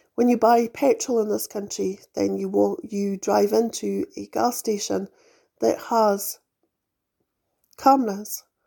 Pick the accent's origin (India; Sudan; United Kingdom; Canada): United Kingdom; moved away as an adult; also born or lived in United States; I was born into a monarchy